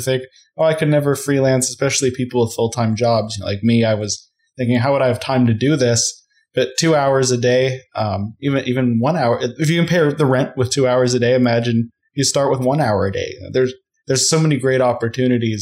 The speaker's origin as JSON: {"language": "English", "region": "Colorado", "country": "United States", "said": "I'm from Colorado"}